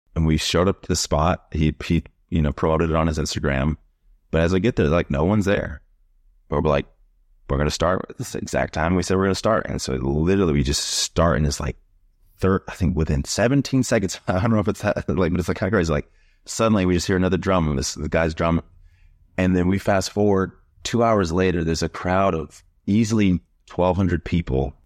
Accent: Yuma, Arizona, United States; also born or lived in Fort Lauderdale, Florida / Miami, Florida; now in New York City, United States; I'm originally from a small desert city in Arizona called Yuma

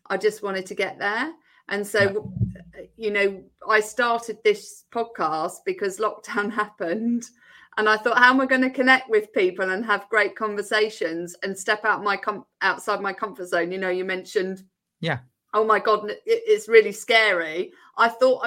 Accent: Essex, East of England, United Kingdom; accent: Essex; I'm from Essex originally, and I ended up having two years of vocal coaching to try and knock the Essex accent out of me

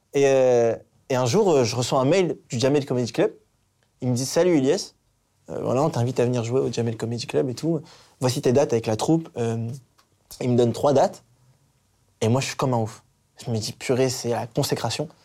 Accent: Hazebrouck, Hauts-de-France, France; je viens d'Asbrook

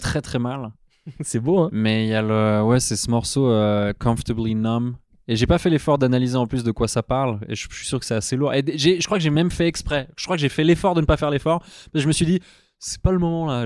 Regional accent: Switzerland; je suis suisse

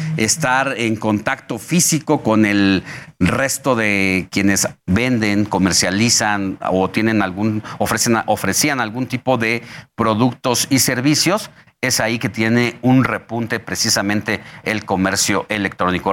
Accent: Mexico; lo que nos depara a los mexicanos

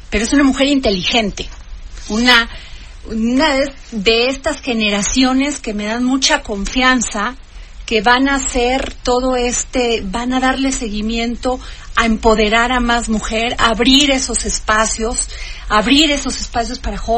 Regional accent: Vega de Alatorre, Veracruz, Mexico; Yo soy de Vega de la Torre.

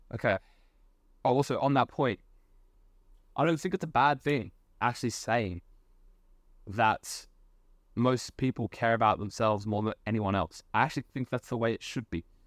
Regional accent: Australia; I'm Australian

